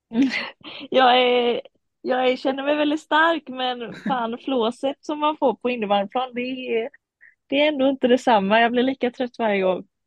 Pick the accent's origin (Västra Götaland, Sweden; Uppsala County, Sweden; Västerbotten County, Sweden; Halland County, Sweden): Halland County, Sweden; Varberg; Ja, min familj är från eh, Kumla. Eh, men jag är född och uppvuxen i Varberg